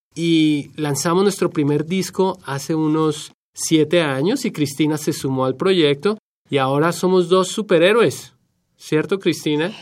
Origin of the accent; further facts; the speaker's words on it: Bogotá, Colombia; now in Washington, D.C., United States; de Colombia nos fuimos al distrito de Columbia